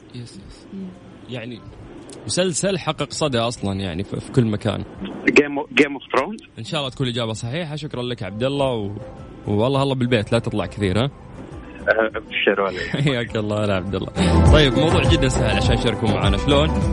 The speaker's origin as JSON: {"language": "Arabic", "town": "Cairo", "region": "Cairo Governorate", "country": "Egypt", "said": "من مصر انا من القاهره"}